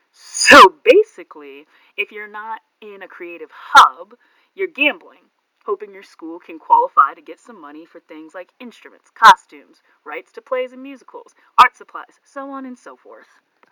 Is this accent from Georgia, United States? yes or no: no; Ohio, United States; Growing up in Ohio, I went to public school.